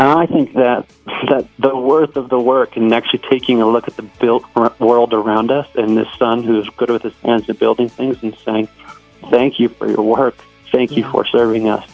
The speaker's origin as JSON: {"language": "English", "region": "Colorado", "country": "United States", "tie": "born or raised there", "said": "my hometown, Colorado"}